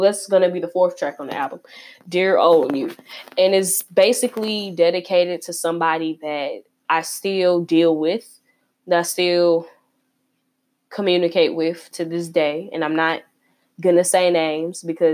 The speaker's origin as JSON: {"language": "English", "town": "Chicago", "region": "Illinois", "country": "United States", "tie": "born or raised there", "said": "I'm repping my hometown, Chicago, Northside"}